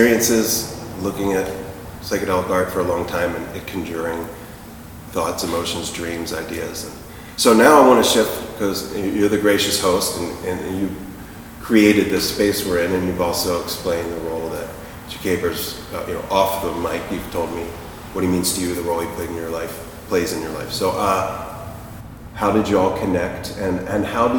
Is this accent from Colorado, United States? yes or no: no; New Jersey, United States; also born or lived in Vermont; I'm from South Jersey